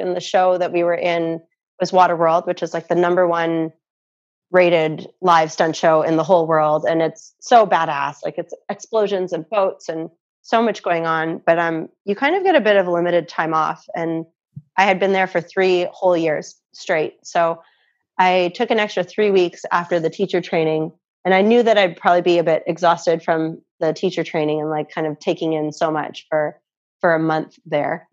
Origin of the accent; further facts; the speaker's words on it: Canada; also born or lived in Muskoka, Canada; I have a Canadian passport because I'm I'm a Canadian.